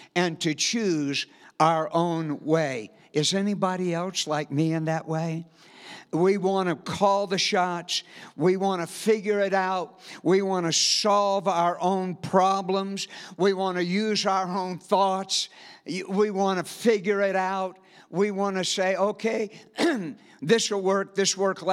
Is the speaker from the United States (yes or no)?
yes; South Louisiana, United States; moved away as an adult; And we are from South Louisiana. We moved here about 8 months ago.